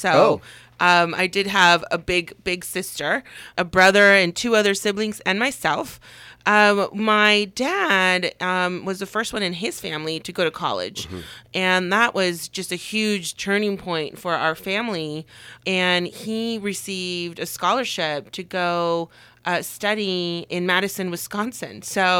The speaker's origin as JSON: {"language": "English", "region": "Puebla", "country": "Mexico", "tie": "born there", "said": "So I was born in Mexico, the state of Puebla, and Puebla is not a common state that people mention here in the valley so much."}